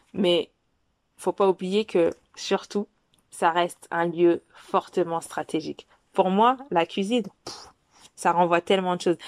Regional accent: Paris, Île-de-France, France; je suis une petite parisienne

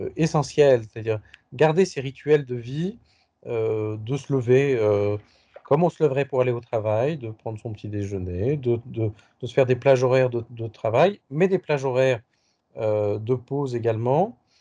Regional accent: Paris, Île-de-France, France; also born or lived in India / Japan; un retour à Paris où j'ai grandi adolescent, puis jeune adulte

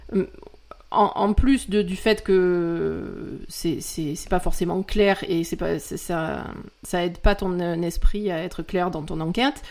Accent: France

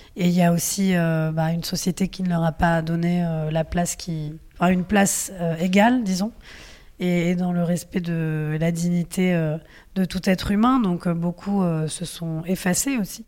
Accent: France; si je suis née en France, c'est parce que mes grands-parents sont venus à un certain moment

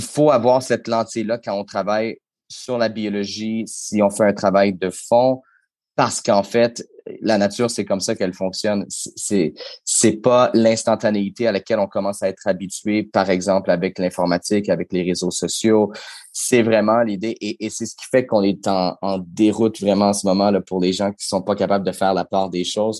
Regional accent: Quebec, Canada; chez nous au Québec

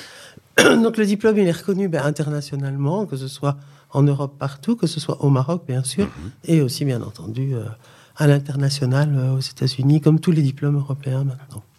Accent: Charleroi, Wallonia, Belgium; moved away as an adult; also born or lived in Mons, Belgium / Democratic Republic of the Congo; now in Morocco; en Belgique, je suis originaire de Charleroi et j'ai fait mes études à Mons

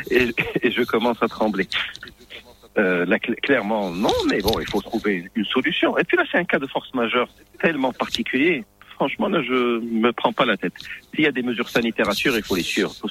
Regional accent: Morocco; en tant, en tant que Marocain, on devrait être content

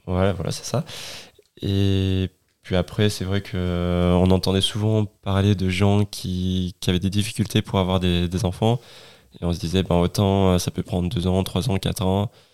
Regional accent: Ardèche, Auvergne-Rhône-Alpes, France; also born or lived in Grenoble; je viens d'Ardèche

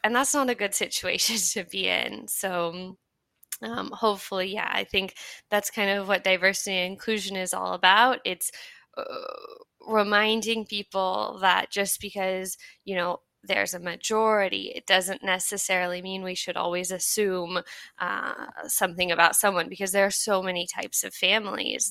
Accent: United States; now in France; I'm American, but I'm also French now. I've been living in France for a while

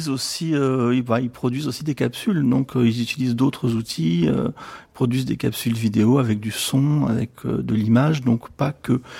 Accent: Avignon, Provence-Alpes-Côte d'Azur, France; Bonjour, alors donc … d'Avignon

